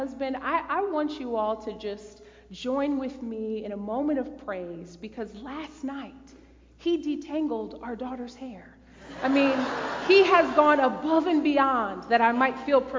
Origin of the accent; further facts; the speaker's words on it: Detroit, Michigan, United States; now in Noblesville, United States; the pastor I grew up with in Detroit, Michigan, at my tiny little United Methodist Church